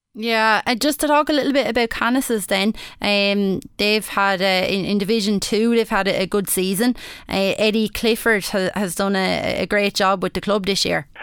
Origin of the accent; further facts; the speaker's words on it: Wexford, Leinster, Ireland; accent: Wexford; my, my accent that I'm a, a Wexford yeah, woman